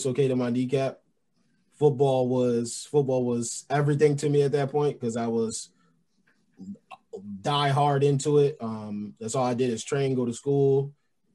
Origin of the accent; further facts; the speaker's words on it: New York, United States; moved away; also born or lived in Pennsylvania; I'm from New York. I went to school in Pennsylvania